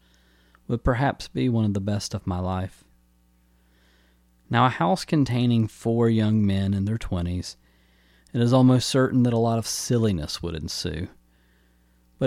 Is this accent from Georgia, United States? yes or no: yes; Newnan, Georgia, United States; also born or lived in Atlanta, Georgia; my hometown of Noonan, Georgia